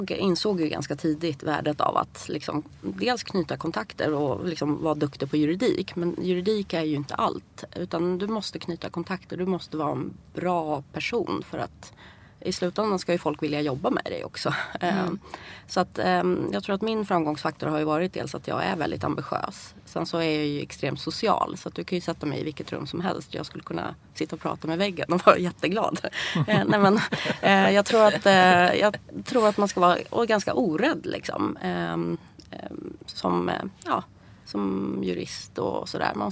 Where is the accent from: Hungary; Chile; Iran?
Iran; Swedish is a second language; now in Sweden; Och då känner jag ju hela tiden att eh, jag kommer ju från Iran. Det finns lite hederskontext även i Iran